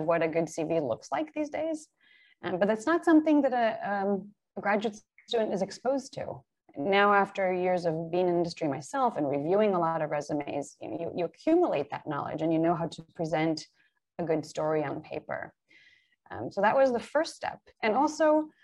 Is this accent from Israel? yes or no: yes; Israel; moved away as an adult; also born or lived in Bay Area; now in Seattle, United States; I was born in Israel and went to the military and then traveled